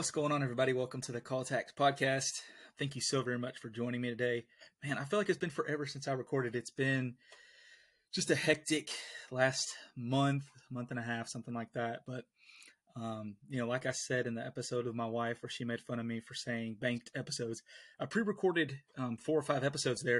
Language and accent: English; the South, United States; We're from the South